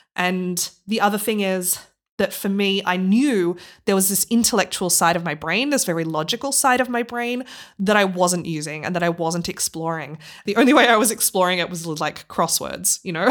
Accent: Australia; moved away as an adult; now in Leipzig, Germany; I'm originally from Australia

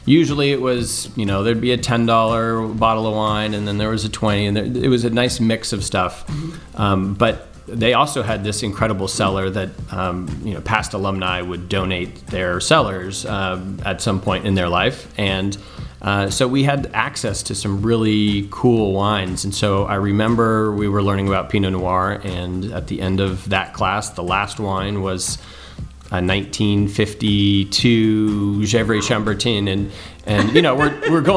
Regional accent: Berkeley, California, United States; I grew up in Berkeley, California here, so not far from wine country

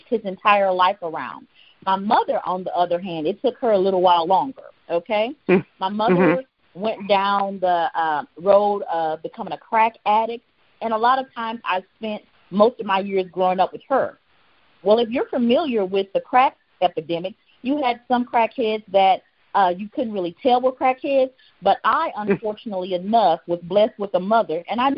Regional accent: Houston, Texas, United States; I grew up in Houston, Texas

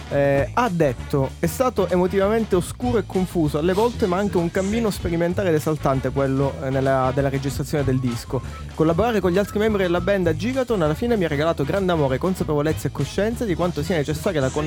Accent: Caltanissetta, Sicily, Italy; io lo dicevo da ragazzino a Caltanissetta

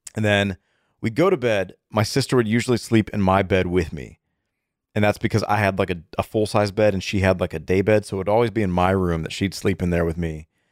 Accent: Atlanta, Georgia, United States; also born or lived in Ohio; we grew up in Atlanta going to a Methodist church

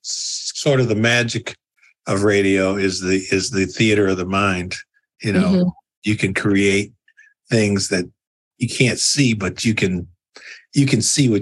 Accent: Toledo, Ohio, United States; moved away; And I grew up in Toledo, Ohio.

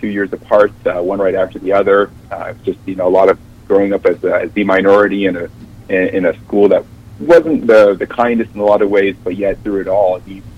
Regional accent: New York, United States; I grew up in New York

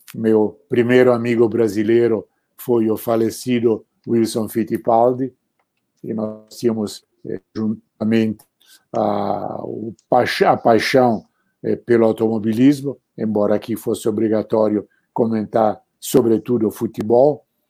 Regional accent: Arezzo, Tuscany, Italy; moved away; eu estava na minha cidade natal, em Arezzo

